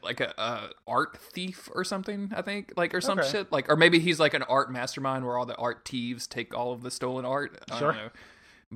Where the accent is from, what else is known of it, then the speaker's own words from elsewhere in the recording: Louisiana, United States; I growing up in Louisiana